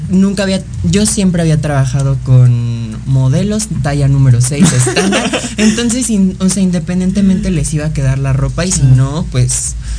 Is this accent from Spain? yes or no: no; Mexico